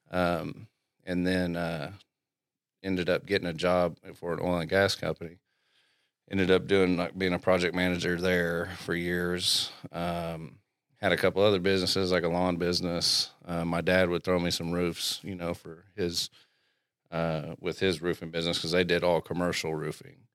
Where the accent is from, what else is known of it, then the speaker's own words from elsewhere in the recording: Glenpool, Oklahoma, United States; also born or lived in Southern Illinois; I'm from Glenpool. I graduated from Glenpool.